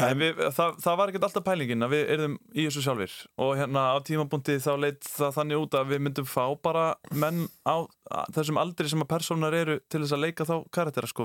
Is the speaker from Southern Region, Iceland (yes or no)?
no; Kópavogur, Capital Region, Iceland; ég er úr Kópavóinum. Ég var í Snælanskóli Kópavói